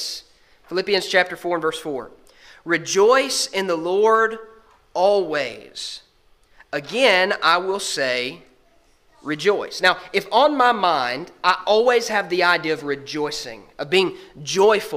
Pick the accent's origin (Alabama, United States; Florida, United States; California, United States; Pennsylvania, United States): Alabama, United States; growing up in Alabama